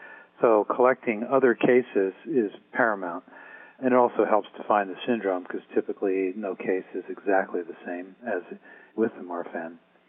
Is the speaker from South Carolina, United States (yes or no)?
no; Baltimore, Maryland, United States; I grew up in Baltimore.